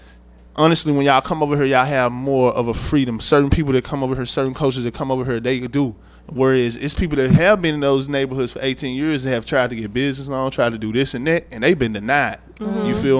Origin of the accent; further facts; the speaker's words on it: Southern United States, United States; I come from the South, like, so down there is way different.